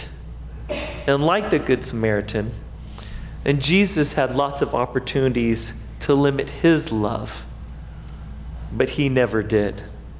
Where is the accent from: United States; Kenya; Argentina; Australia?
United States; as American Christians